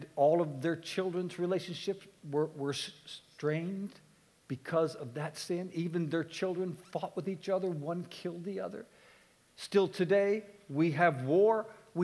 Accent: Halifax, Nova Scotia, Canada; I come from Eastern Canada. I grew up in Halifax.

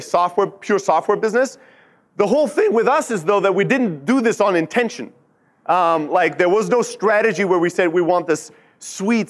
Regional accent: Germany; moved away as an adult; also born or lived in Greece; now in Silicon Valley, United States; born and raised in Germany, built multiple businesses there

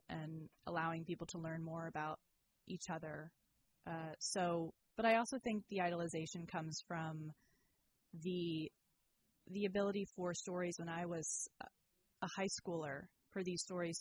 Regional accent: Sacramento, California, United States; moved away as an adult; also born or lived in Santa Cruz; now in Petaluma, United States; I've been ping-ponging between Sacramento, my hometown, and Petaluma

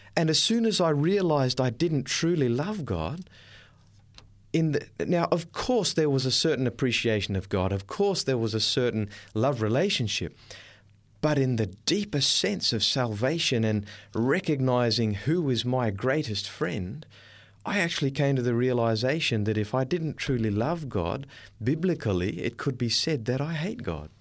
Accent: Darwin, Northern Territory, Australia; I was born in Darwin, up in the north coast of Australia

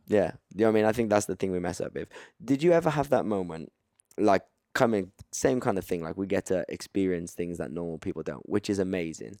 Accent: Cardiff, Wales, United Kingdom; I'm from Cardiff.

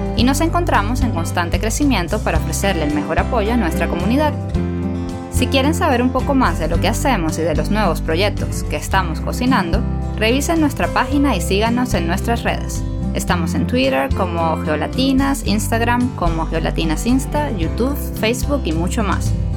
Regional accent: El Tigre, Anzoátegui, Venezuela; yo también soy del Tigre

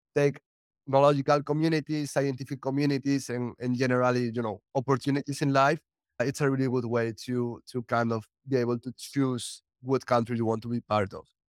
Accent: Spain; moved away as an adult; also born or lived in United States; now in Portugal; I'm originally from Spain

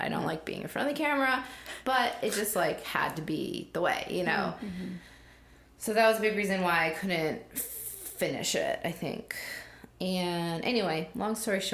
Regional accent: United States; as Korean American who was basically welcomed

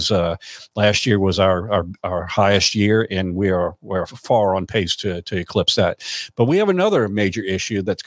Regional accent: Louisiana, United States; Louisiana, and especially my hometown

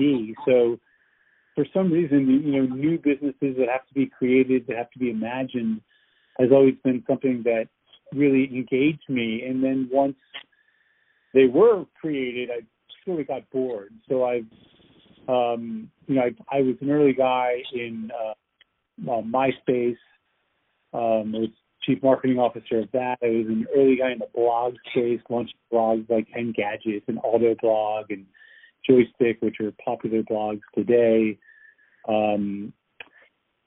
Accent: outside New York City, United States; moved away as an adult; now in California, United States; I'm from the East Coast. I grew up in, you know, outside New York City

